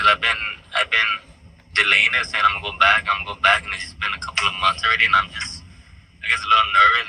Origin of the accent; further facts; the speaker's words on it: Los Angeles, California, United States; I'm from Los Angeles.